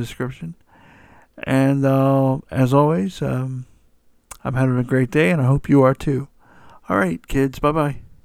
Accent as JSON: {"language": "English", "town": "Atlanta", "region": "Georgia", "country": "United States", "tie": "born or raised there", "said": "my hometown of Atlanta, Georgia"}